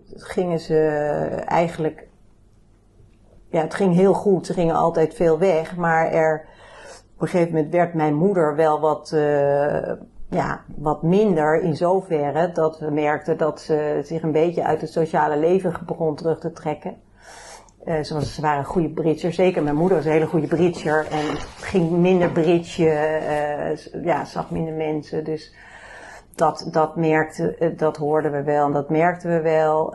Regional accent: Bennebroek, North Holland, Netherlands; oorspronkelijke geboren en getogen in Bennebroek

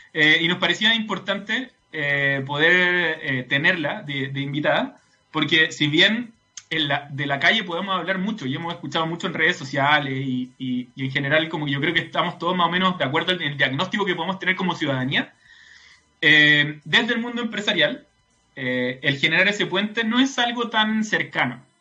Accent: Santiago, Santiago Metropolitan Region, Chile; como santiaguinos

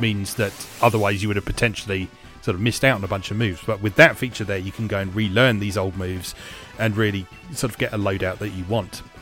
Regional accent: United Kingdom; as a Brit

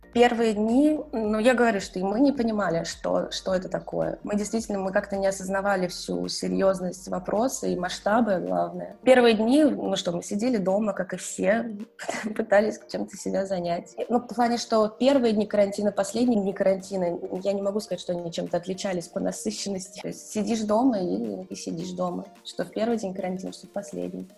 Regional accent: Saint Petersburg, Russia; moved away as an adult; also born or lived in Moscow, Russia; now in Florence, Italy; я из Петербурга

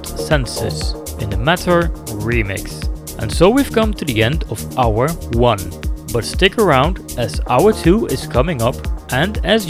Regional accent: Netherlands; I am from the Netherlands

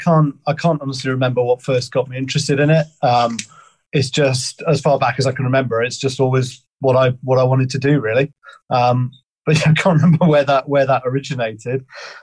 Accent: Pembrokeshire, Wales, United Kingdom; moved away as an adult; now in Devon, United Kingdom; So I'm from Pembrokeshire in Wales originally. So I've always lived very close to the coast.

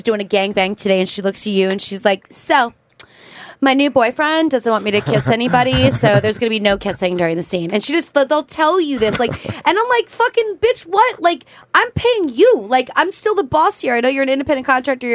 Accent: Easton, Pennsylvania, United States; moved away; I grew up in Easton, Pennsylvania

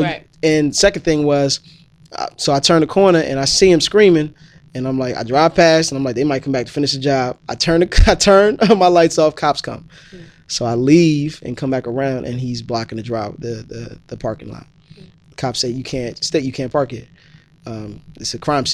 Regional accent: Newark, New Jersey, United States; growing up in Newark

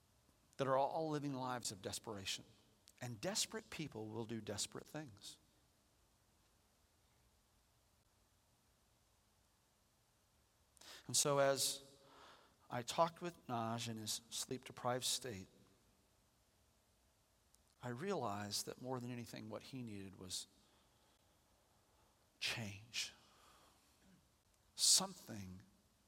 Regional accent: United States; I'm an American.

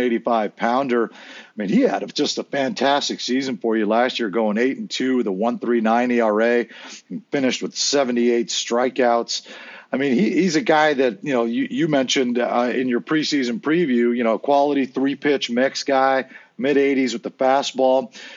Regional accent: San Diego, California, United States; when I grew up in San Diego

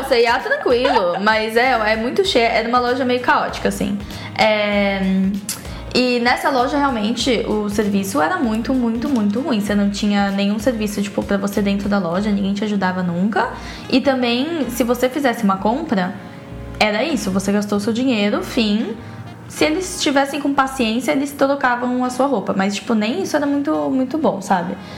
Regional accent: Brazil; moved away; como brasileiro

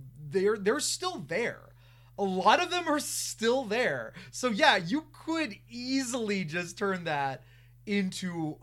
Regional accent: York, Pennsylvania, United States; born or raised there

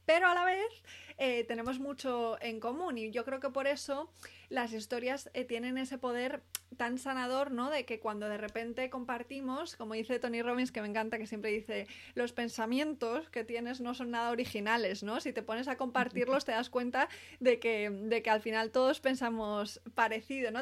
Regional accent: Spain; no soy americana, soy española

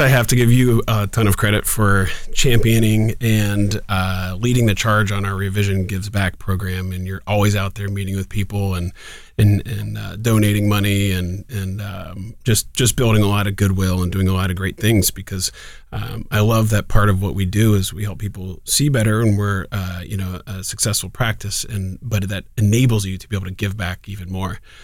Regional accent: Columbus, Ohio, United States; also born or lived in Oxford, Ohio; born and raised in Columbus, in Clintonville, just north of campus

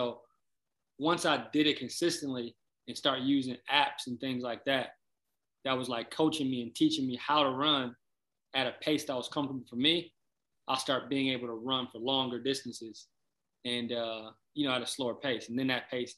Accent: Flint, Michigan, United States; also born or lived in Detroit, Michigan / Kalamazoo, Michigan; I'm from Flint, Michigan, originally. Born in Flint, raised in Flint for a little bit, then moved to Detroit, Joy Road in Granville, then moved to Kalamazoo, then moved back to Flint, and then moved back to Kalamazoo for high school

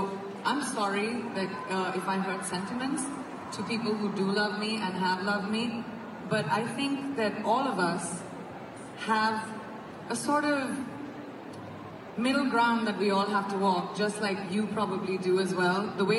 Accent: India; I have many, many friends from Pakistan, and I am from India

